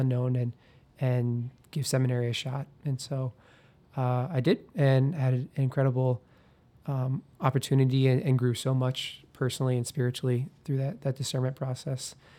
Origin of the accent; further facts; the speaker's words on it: Iowa, United States; growing up in Iowa